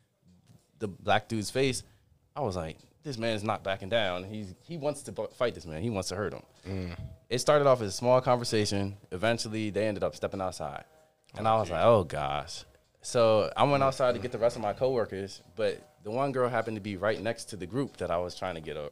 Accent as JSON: {"language": "English", "town": "Baltimore", "region": "Maryland", "country": "United States", "said": "I'm not from here. I'm from Baltimore."}